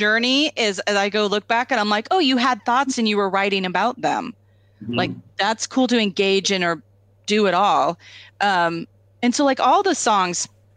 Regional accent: Tri-Cities, Washington, United States; I'm from the Tri-Cities

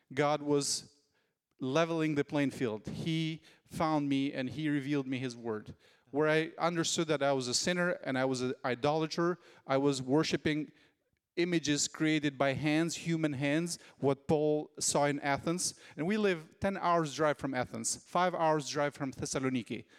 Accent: Albania; when I became a believer, there was no church in my hometown

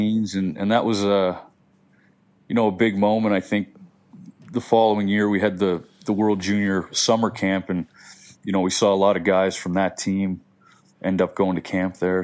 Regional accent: Halifax, Nova Scotia, Canada; I grew up in the West End of Halifax

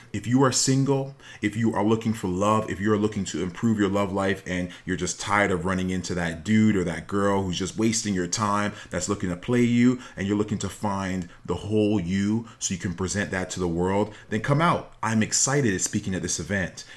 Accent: Toronto, Ontario, Canada; myself and my two siblings were born in Canada, in Toronto

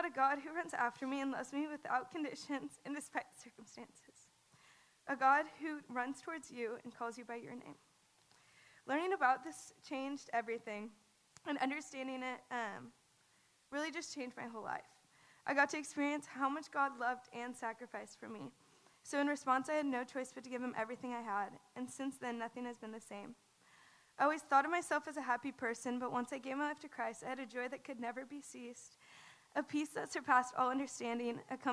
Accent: the Bible Belt, United States; I grew up in the Bible Belt

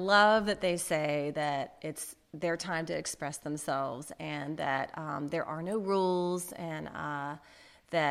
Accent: Birmingham, Alabama, United States; moved away as an adult; also born or lived in San Francisco / Massachusetts; I'm also a Birmingham native. So I grew up in Birmingham in a suburb.

